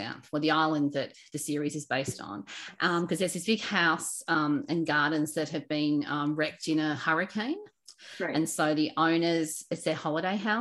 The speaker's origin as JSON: {"language": "English", "town": "Sydney", "region": "New South Wales", "country": "Australia", "tie": "born or raised there", "said": "growing up on the Northern Beaches"}